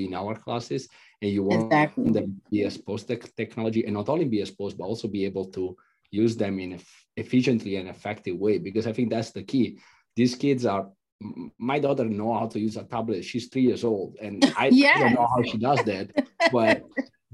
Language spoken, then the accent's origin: English; Italy; I'm from Italy.